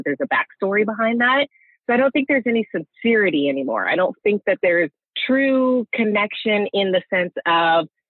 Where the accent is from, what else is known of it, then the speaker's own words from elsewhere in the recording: Santa Cruz, California, United States; growing up in Santa Cruz